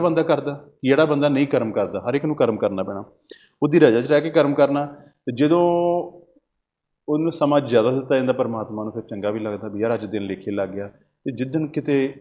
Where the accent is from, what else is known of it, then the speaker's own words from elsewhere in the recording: Punjab, India; ਮੈਂ ਆਪ ਪੰਜਾਬ ਦਾ ਵਸਨੀਕ ਹਾਂ